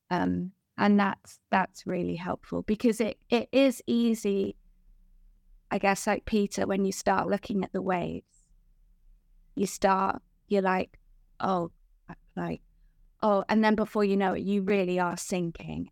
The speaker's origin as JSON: {"language": "English", "country": "Guernsey", "moved": "as an adult", "lives_now": "England", "said": "I'm from Guernsey, which is, like, the most beautiful island in the world"}